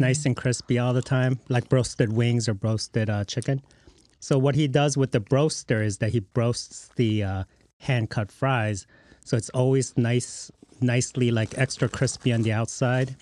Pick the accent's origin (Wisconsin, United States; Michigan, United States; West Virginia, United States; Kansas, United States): Michigan, United States; Lincoln Park; I'm from Lincoln Park originally